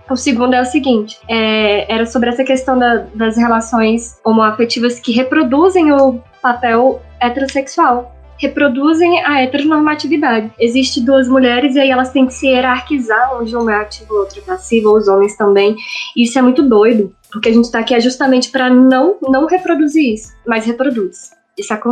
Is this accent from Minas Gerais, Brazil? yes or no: no; interior of Ceará, Brazil; moved away; also born or lived in Petrolina; No ensino médio, eu voltei, né, pra minha cidade natal